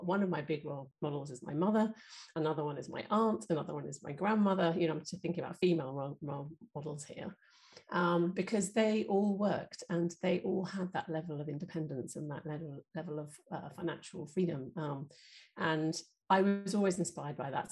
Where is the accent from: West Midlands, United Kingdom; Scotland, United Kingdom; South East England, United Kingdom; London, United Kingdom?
London, United Kingdom; growing up in North London